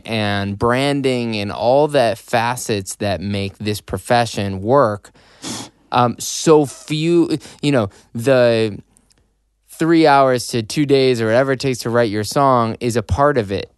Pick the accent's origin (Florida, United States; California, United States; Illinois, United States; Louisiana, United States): Illinois, United States; Chicago; accent: Chicago